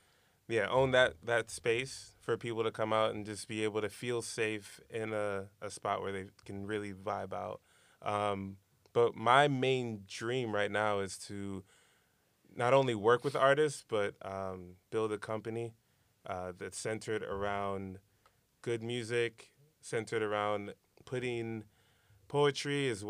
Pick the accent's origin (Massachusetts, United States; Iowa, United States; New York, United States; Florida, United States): New York, United States; Brooklyn; I'm from Brooklyn.